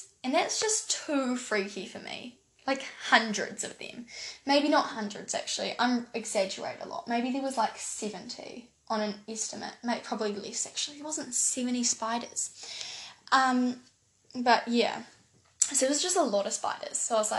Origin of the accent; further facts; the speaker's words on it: New Zealand; accent: New Zealand; I live in New Zealand